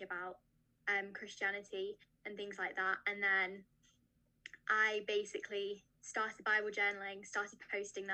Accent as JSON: {"language": "English", "country": "United Kingdom", "said": "I'm from the UK, as you might be able to tell by my accent."}